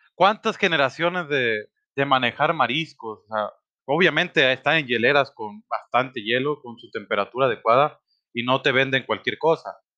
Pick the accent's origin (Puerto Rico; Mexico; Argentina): Mexico; Sinaloa; now in Guadalajara, Mexico; Yo soy de Sinaloa